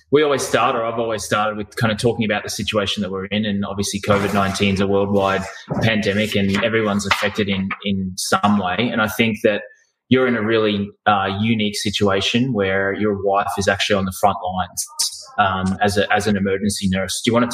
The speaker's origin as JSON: {"language": "English", "country": "Australia", "tie": "born or raised there", "said": "As a kid growing up in Australia, triathlon was practically a national sport, and the athletes racing at the time were household names."}